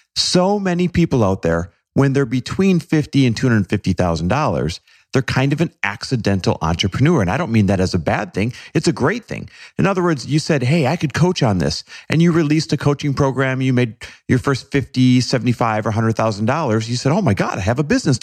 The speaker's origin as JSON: {"language": "English", "town": "Green Bay", "region": "Wisconsin", "country": "United States", "tie": "born or raised there", "said": "there weren't much for exotic cars around Green Bay, Wisconsin, where I grew up"}